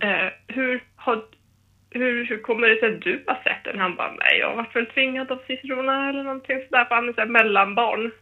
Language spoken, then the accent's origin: Swedish; Härnösand, Västernorrland County, Sweden; now in Stockholm, Sweden; Sen har jag ju dansat lite hemma i min hemstad i Härnösand